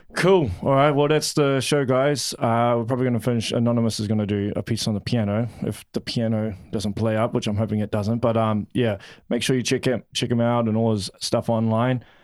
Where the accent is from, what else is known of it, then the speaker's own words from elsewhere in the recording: Auckland, New Zealand; moved away as an adult; now in Hamilton, New Zealand; I'm originally from West Auckland and I grew up around a lot of Samoans.